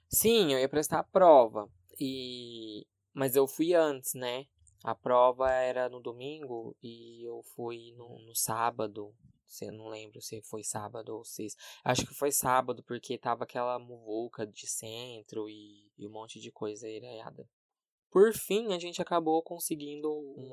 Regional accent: Brazil; eu sou brasileiro

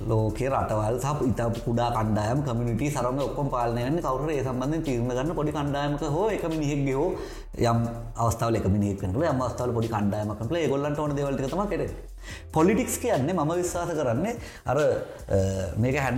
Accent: Sri Lanka

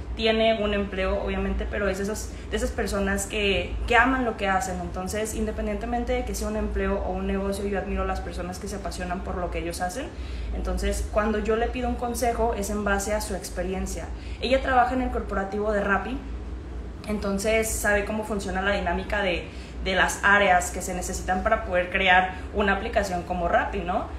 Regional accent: Guadalajara, Jalisco, Mexico; moved away as an adult; now in Medellín, Colombia; soy de Guadalajara, Jalisco, México, pero actualmente estoy viviendo en Medellín, Colombia

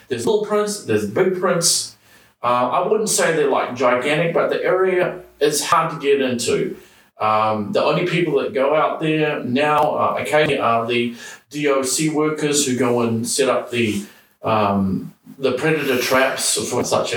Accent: New Zealand; moved away as an adult; I grew up here in New Zealand

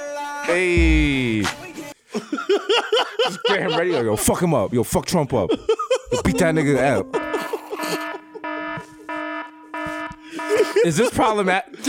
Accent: New York City, New York, United States; We're from the Bronx

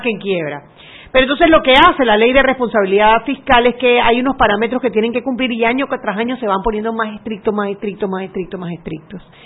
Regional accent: Panama

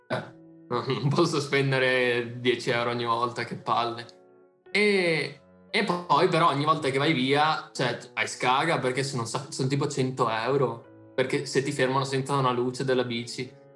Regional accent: Italy; now in Netherlands

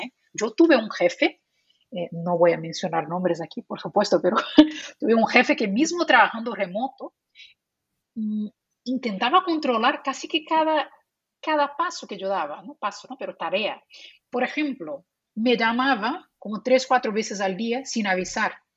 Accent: Brazil; first language Portuguese; Spanish is a second language; moved away; also born or lived in Spain; Yo soy de Brasil, nací en Brasil, entonces mi idioma, eh, idioma nativo es portugués

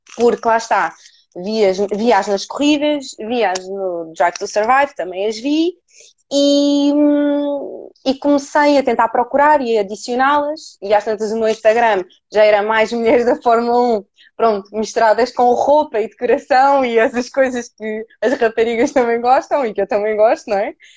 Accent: Cascais, Lisbon, Portugal; eu sou da zona de Cascais

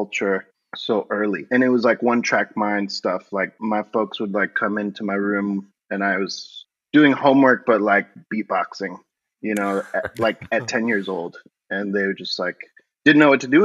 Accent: Miami, Florida, United States; I grew up in Florida in Miami

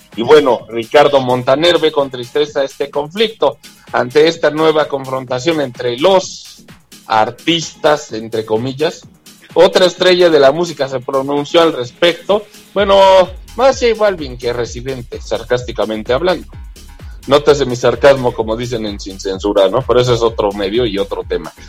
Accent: Mexico; como buenos mexicanos

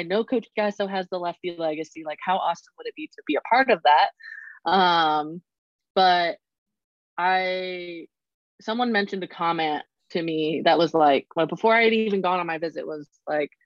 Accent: Arizona, United States; moved away as an adult; also born or lived in Oklahoma; the school that was in state and that I had given 2 years to, but leaving my home state in general

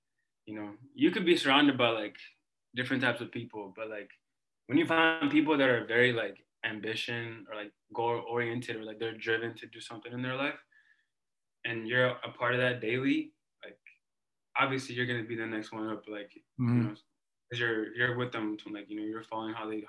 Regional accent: Ethiopia; English is a second language; No, I met, like, I don't know if you know, but I'm from Ethiopia. Like, I was born in Ethiopia.

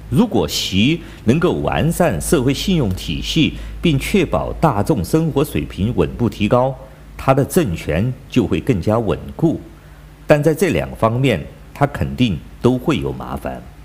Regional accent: China; 我是来自中国大陆的

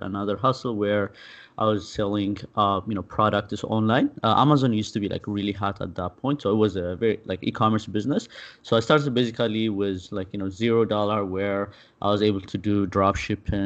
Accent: Addis Ababa, Ethiopia; moved away as an adult; I'm originally from Ethiopia. I was born and raised there and lived there until I was, you know, close to 22.

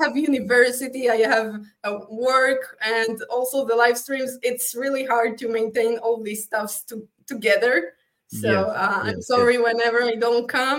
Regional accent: Israel; first language Hebrew; English is a second language

